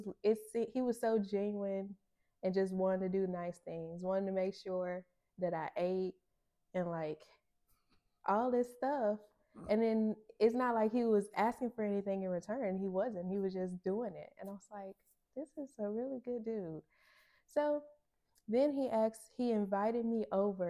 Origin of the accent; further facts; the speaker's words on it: Bearden, Arkansas, United States; I'm from Bearden, and that's like 25, 30 minutes